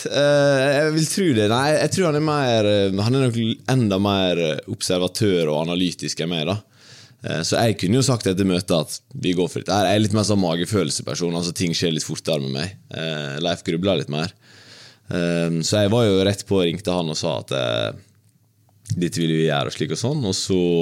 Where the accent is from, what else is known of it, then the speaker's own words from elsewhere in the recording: Ulsteinvik, Møre og Romsdal, Norway; moved away as an adult; Jeg var jo eh, lenge i klubben min Dimna hjemme i Ulsteinvik. Det var jo der jeg vokste opp